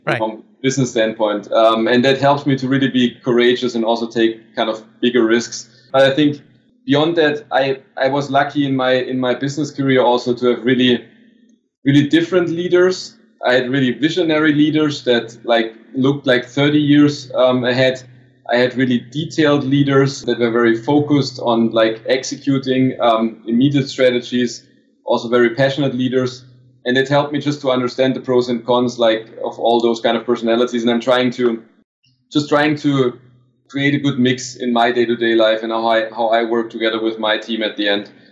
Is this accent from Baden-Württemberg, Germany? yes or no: yes; Stuttgart, Baden-Württemberg, Germany; English is a second language; moved away as an adult; also born or lived in Barcelona, Spain; I finally made it back to my hometown to Stuttgart